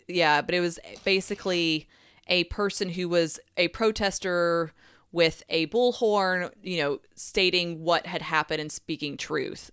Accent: Tennessee, United States; accent: a little twang

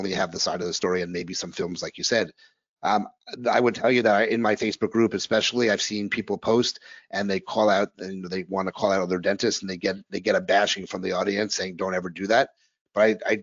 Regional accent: New York, United States; also born or lived in New Orleans; now in Philadelphia, United States; I'm a New Yorker living in Philadelphia

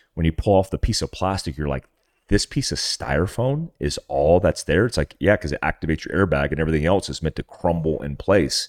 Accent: North Carolina, United States; I grew up Jeeping in North Carolina in my T J

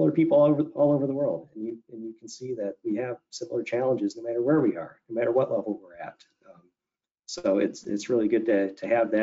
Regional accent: Southeast Michigan, United States; moved away as an adult; also born or lived in Ohio / Washington, D.C.; I grew up here in Southeast Michigan

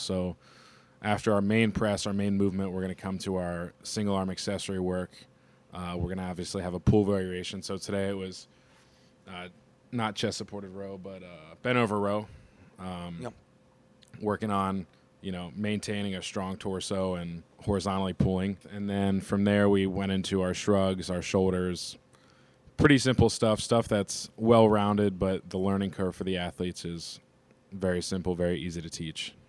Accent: Cincinnati, Ohio, United States; now in Youngstown, United States; I'm from Cincinnati, Ohio, uh, born and raised

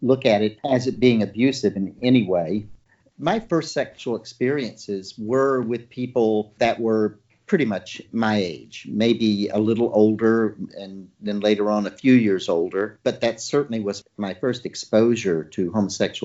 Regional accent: Deep South, United States; growing up in the Deep South

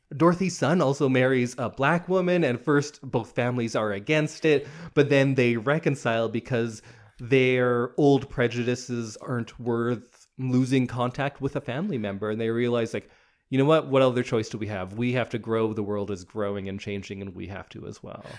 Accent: Edmonton, Alberta, Canada; I was born in Edmonton.

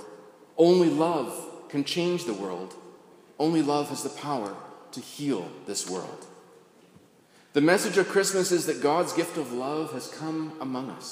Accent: Carleton Place, Ontario, Canada; growing up in Carleton Place

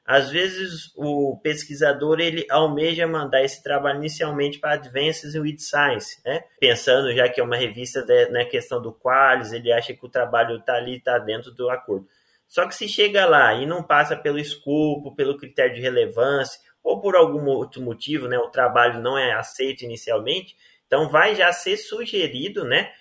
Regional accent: Rio Verde, Goiás, Brazil; also born or lived in Maringá; sou natural de Rio Verde, Goiás

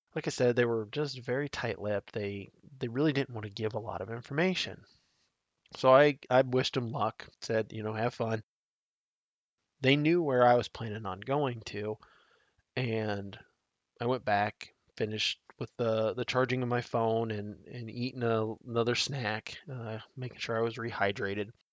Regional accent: Nebraska, United States; my home state of Nebraska

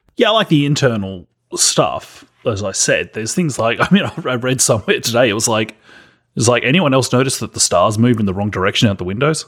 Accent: Australia; accent: Australian

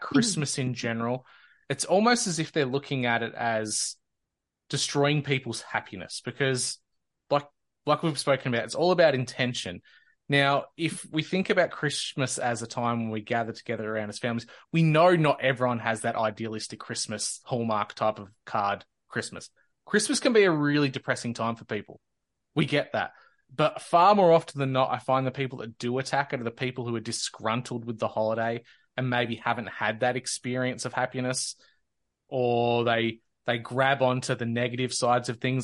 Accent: Australia; as an Australian

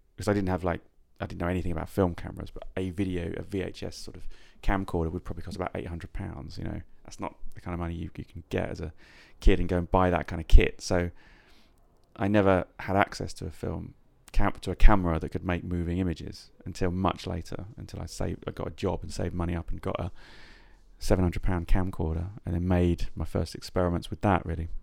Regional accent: Yateley, South East England, United Kingdom; moved away as an adult; also born or lived in Coventry; I was born in Coventry, but I, and I lived there for the first six years of my life, and then I, um, moved to a small town called Yately, i, when I was about six, which was sort of where I met most of my friends and then remained in that area probably till I was about twenty.

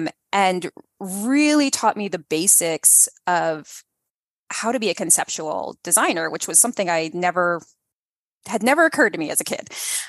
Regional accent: Delaware, United States; also born or lived in Detroit; I grew up mostly in Delaware. My family moved around a lot because of my dad's job.

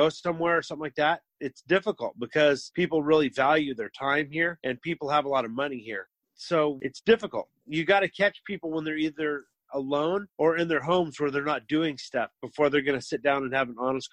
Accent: Portland, Oregon, United States; born and raised in Portland, like myself

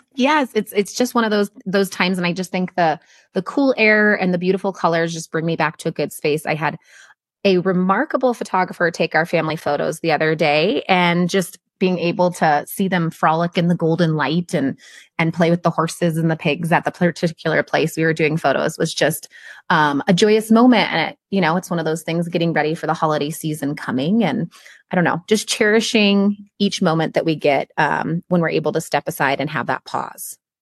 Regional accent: Midwest, United States; I still struggle with not saying the word guys while I'm teaching because I come from the Midwest

